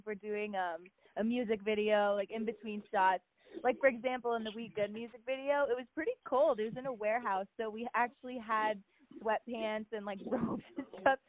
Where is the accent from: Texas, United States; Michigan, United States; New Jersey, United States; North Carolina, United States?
New Jersey, United States; New Jersey.